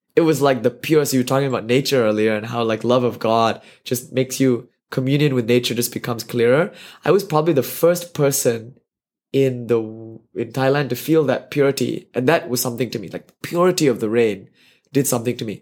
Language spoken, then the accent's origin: English; India; I'm an Indian boy. I've been eating meals on the floor my whole life